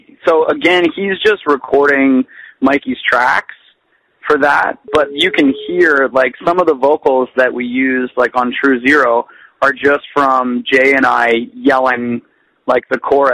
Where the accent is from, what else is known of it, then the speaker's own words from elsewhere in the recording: Canada; being a Canadian band